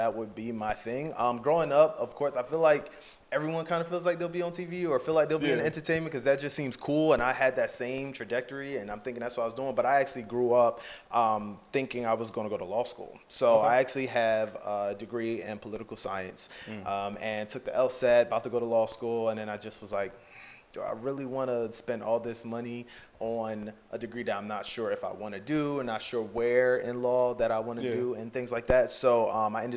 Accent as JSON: {"language": "English", "region": "New Jersey", "country": "United States", "tie": "born or raised there", "also_born_or_lived": "Philadelphia, Pennsylvania", "said": "I went to high school in South Jersey"}